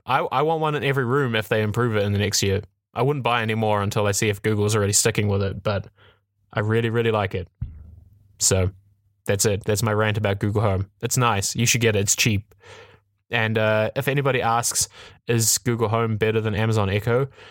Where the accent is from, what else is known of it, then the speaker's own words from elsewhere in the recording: New Zealand; I'm from New Zealand. I grew up in a very small town